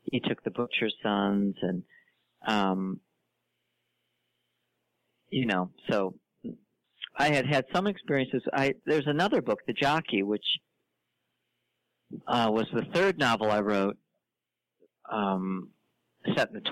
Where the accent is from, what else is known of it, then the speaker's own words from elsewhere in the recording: St. Louis, Missouri, United States; I'm from St. Louis